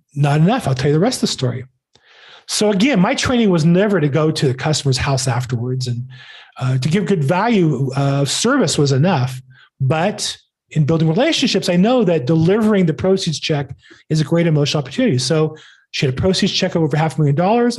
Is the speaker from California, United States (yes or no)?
yes; California, United States; I'm from California